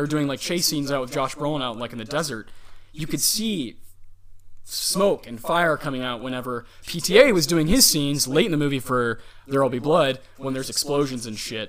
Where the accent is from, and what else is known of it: Texas, United States; born or raised there